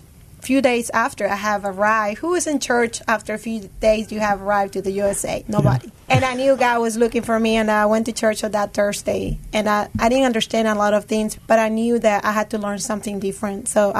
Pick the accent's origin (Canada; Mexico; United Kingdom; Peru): Peru; moved away; Actually, Peru was happy. Peru was still my happy place to go. Life was perfect over there. The reason why we moved